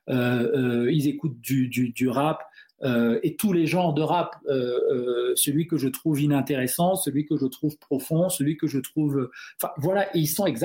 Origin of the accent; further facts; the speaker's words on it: Cameroon; first language Duala; French is a second language; Donc le douala, c'est ma langue maternelle.